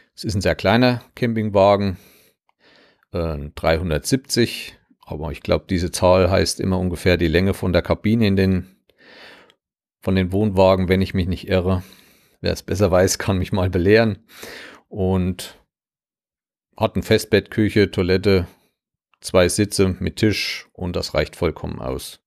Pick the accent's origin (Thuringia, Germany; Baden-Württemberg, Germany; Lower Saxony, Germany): Thuringia, Germany; Southern; komme ich aus Südthüringen und ich habe mal in einem anderen Land gelebt, was es nicht mehr gibt, politisch.